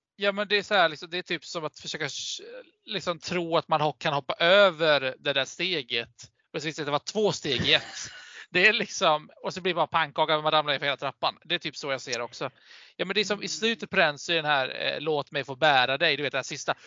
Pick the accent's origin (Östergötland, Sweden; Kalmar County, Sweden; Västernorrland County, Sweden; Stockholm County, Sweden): Kalmar County, Sweden; Vimmerby; jag är från Småland